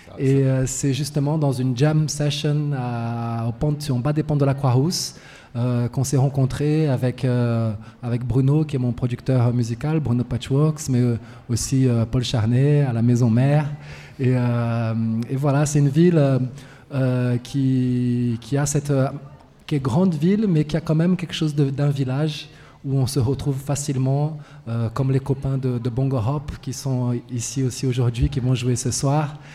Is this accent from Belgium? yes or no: no; Brazil; French is a second language; moved away as an adult; now in Lyon, France; m'installer en France il y a quelques années. Et à l'époque, j'étais étudiant. L'université euh, chez moi au Brésil était en grève depuis euh, des mois et des mois et des mois et des mois.